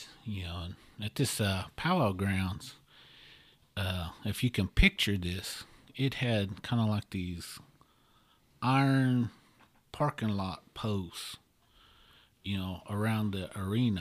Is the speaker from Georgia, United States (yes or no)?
no; Oklahoma, United States; I'm from Oklahoma